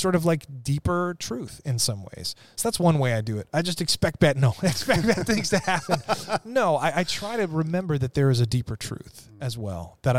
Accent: Ireland; and I'm Irish, so we kind of expect bad things to happen, right?

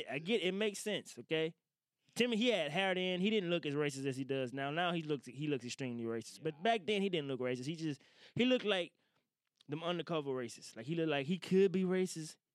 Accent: Woodville, Mississippi, United States; moved away; I'm from Woodville originally

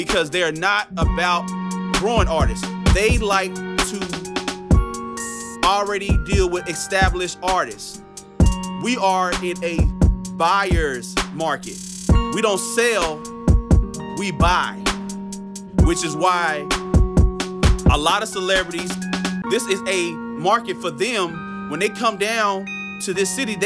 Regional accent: Dallas, Texas, United States; I'm from Dallas, Texas

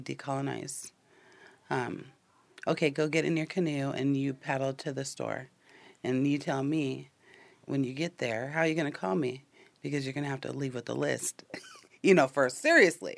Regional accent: Tulalip, Washington, United States; I'm Snohomish from Tulalip

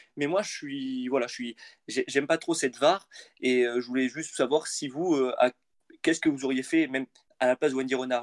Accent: central France, France; je viens du, du, centre de la France.

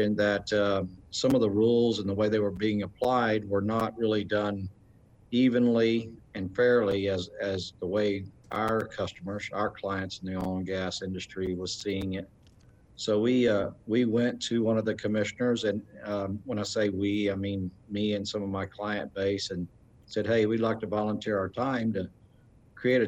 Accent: Texas, United States; I've been born and raised in Texas.

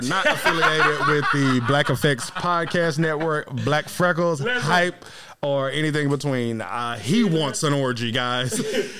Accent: Las Vegas, Nevada, United States; I lost my OJ bag on the trip to Vegas, bro. I'm from Vegas.

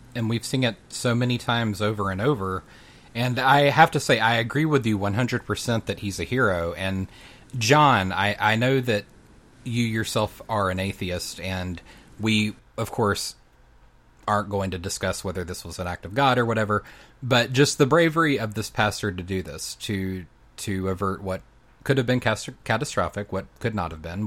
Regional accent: North Carolina, United States; there in my home state of North Carolina

